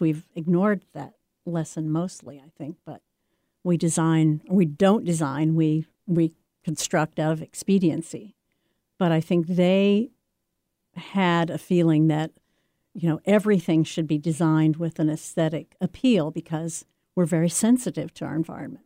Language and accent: English; the Ozarks, United States; moved away; I grew up in the Ozarks, which is not a place where you see a lot of art or meet a lot of artists